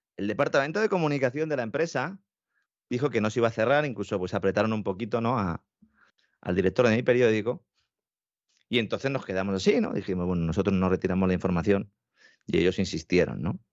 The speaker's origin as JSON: {"language": "Spanish", "country": "Spain", "said": "Nosotros, en España"}